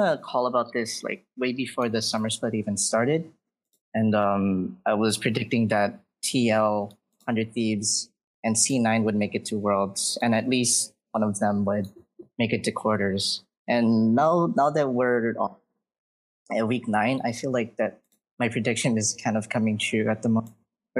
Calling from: Oahu, Hawaii, United States; From Hawaii.

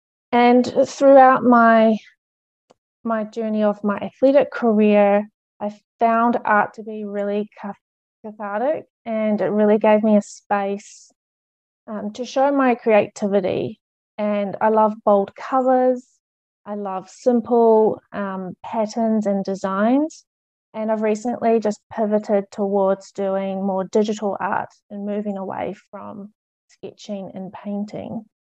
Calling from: New Zealand; I'm speaking from New Zealand, so I know it's nice to see other nationalities represented here.

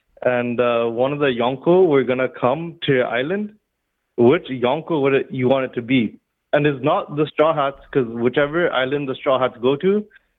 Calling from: Vancouver, British Columbia, Canada; I'm calling from Vancouver, BC.

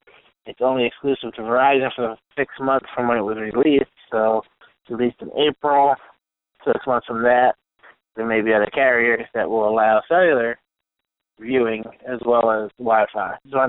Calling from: New York, United States; I'm calling from New York.

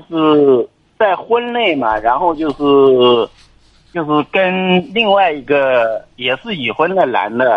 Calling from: Jiangsu, China; 我我今年就是三十六岁，我是江苏的这个听众，

